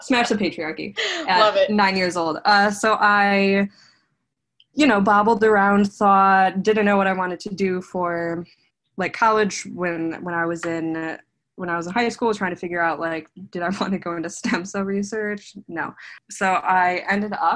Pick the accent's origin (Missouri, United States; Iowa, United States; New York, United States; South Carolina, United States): New York, United States; Clarence; moved away as an adult; now in Brooklyn, United States; I am originally from Clarence, New York, like Buffalo